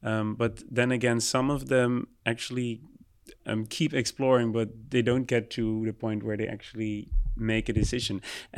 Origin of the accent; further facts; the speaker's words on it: Curaçao; people who are coming from the island where I'm from Curacao in the Caribbean